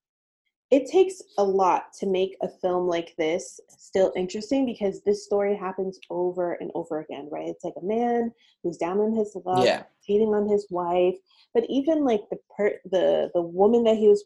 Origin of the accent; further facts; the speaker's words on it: Long Island, New York, United States; I grew up on Long Island